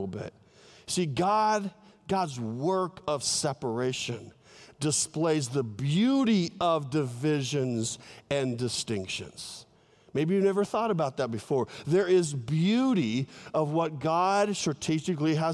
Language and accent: English; Southern California, United States; moved away; I love California, my home state in Southern California